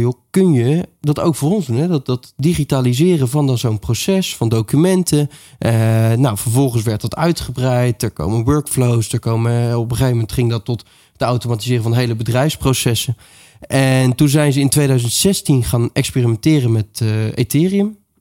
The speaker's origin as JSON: {"language": "Dutch", "town": "The Hague", "region": "South Holland", "country": "Netherlands", "said": "ik kom uit Den Haag"}